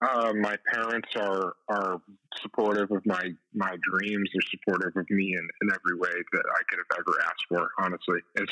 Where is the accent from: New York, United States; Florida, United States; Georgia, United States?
New York, United States; Cazenovia; I grew up in Syracuse because my dad is a fighter pilot, and he was stationed at the base in Syracuse. So he and my mom moved up there in, I think the late 80s, and I grew up in a little town called Cazenovia.